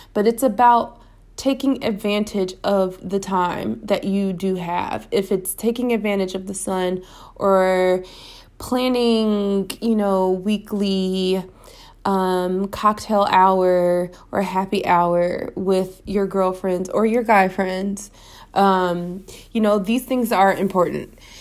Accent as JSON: {"language": "English", "country": "United States", "moved": "as an adult", "lives_now": "Spain", "said": "as an American"}